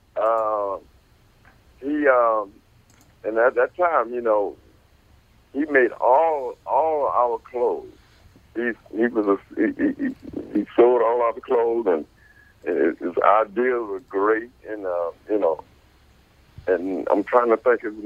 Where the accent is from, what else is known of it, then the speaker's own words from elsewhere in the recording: Ferndale, Michigan, United States; I grew up. I grew up in Ferndale, Michigan